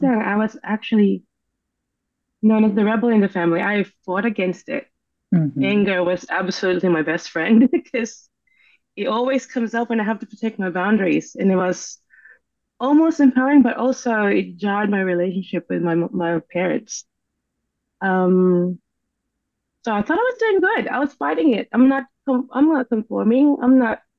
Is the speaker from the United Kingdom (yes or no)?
no; Philippines; I grew up in the Philippines, and our history is that we've been a colony